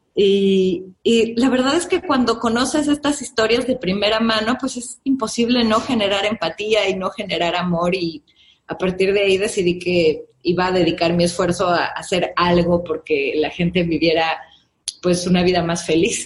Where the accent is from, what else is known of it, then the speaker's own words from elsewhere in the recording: Mexico City, Mexico; Yo soy de la Ciudad de México